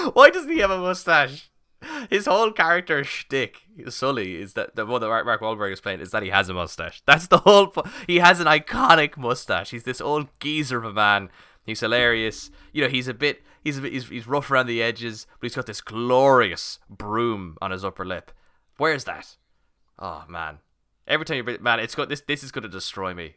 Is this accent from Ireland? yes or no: yes; Ireland; we're Irish